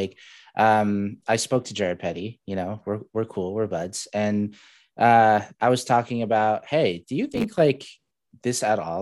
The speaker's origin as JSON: {"language": "English", "country": "Saudi Arabia", "moved": "yes", "lives_now": "Spokane, United States", "said": "I don't even call myself, you know, I'm from Saudi Arabia now"}